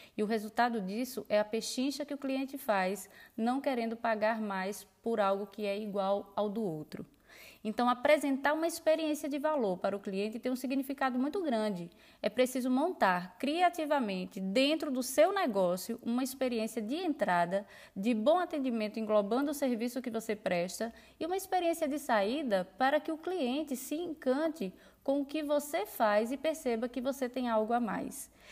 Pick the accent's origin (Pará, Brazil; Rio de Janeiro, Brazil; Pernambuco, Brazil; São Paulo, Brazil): Pernambuco, Brazil; Petrolina; eu sou de Petrolina, Pernambuco, fotógrafa de família há quase dez anos aqui na região